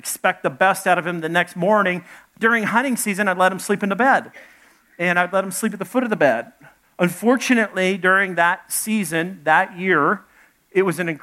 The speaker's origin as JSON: {"language": "English", "town": "Little Rock", "region": "Arkansas", "country": "United States", "tie": "born or raised there", "also_born_or_lived": "Dallas, Texas", "said": "I was born in Dallas, grew up in Little Rock, Arkansas."}